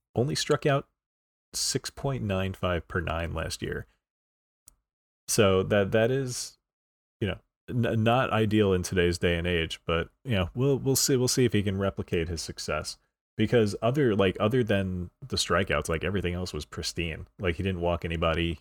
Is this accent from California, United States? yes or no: no; New York, United States; I'm from New York